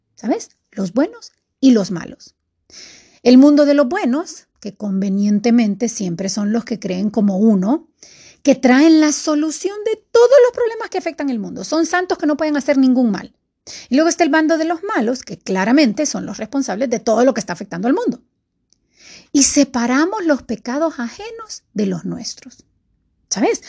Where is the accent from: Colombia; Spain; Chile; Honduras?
Honduras; estamos a un día de elecciones aquí en mi país, Honduras